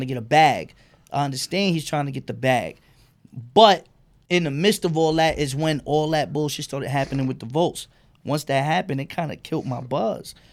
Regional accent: New York City, New York, United States; I'm from Bed-Stuy on Myrtle

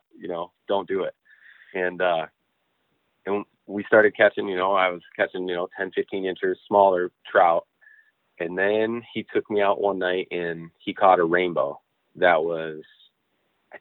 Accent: Newaygo, Michigan, United States; I grew up on the Muskegon River in the Newaygo area, always fishing.

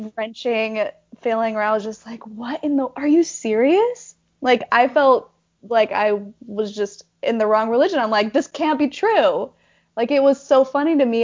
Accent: Tremonton, Utah, United States; I was born and raised in Utah, um, up in Tremonton

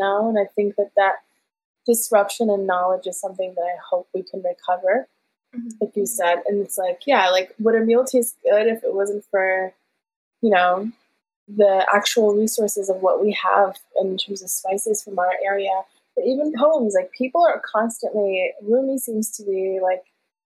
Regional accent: Ohio, United States; first language Farsi; English is a second language; I grew up in Ohio, and so like my layered identity was I grew up in one of the only Afghan families

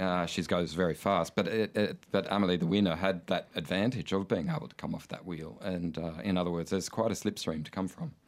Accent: Coffs Harbour, New South Wales, Australia; I grew up in Coffs Harbour

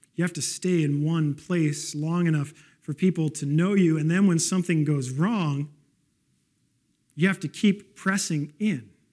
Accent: West Coast, Canada; moved away; I grew up on the West Coast

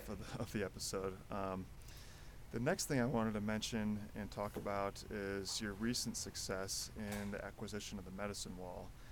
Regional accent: Chicago, Illinois, United States; I'm from Chicago

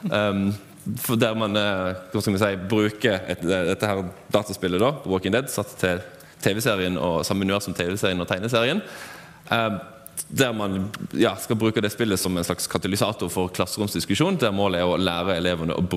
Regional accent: Flekkefjord, Agder, Norway; Hva skal vi si? Jeg er fra Flekkefjord.

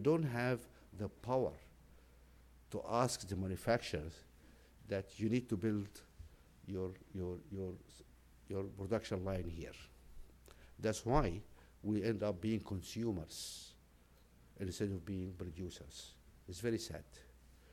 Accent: Nubia, Sudan; I'm a Nubian from Sudan, so I'm an African

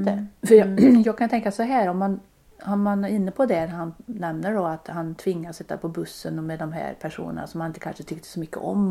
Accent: Baldersnäs, Västra Götaland, Sweden; Där är jag född och uppväxt

